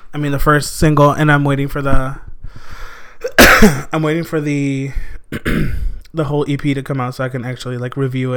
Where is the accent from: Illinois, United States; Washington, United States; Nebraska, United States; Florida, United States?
Illinois, United States; Blue Island; also born or lived in Harvey, Illinois; we moved to Blue Island when I was like 3 years old